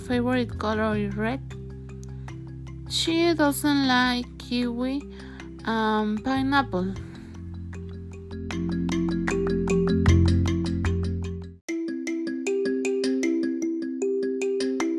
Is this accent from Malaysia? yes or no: no; Mexico; I am Mexican